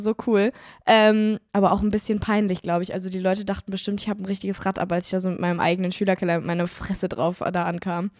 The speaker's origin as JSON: {"language": "German", "country": "Germany", "said": "Bei uns in Deutschland"}